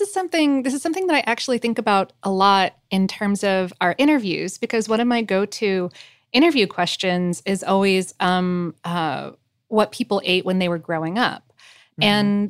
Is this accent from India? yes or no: yes; India; As an Indian, back then, it was kind of a really big deal because Indians don't usually eat beef for cultural and religious reasons.